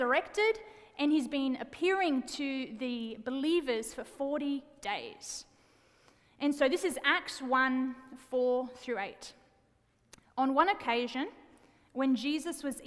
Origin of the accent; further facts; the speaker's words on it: Wollongong, New South Wales, Australia; moved away; I'm a city girl born and raised in Wollongong, Australia, big city in Australia. And I do have an accent, by the way.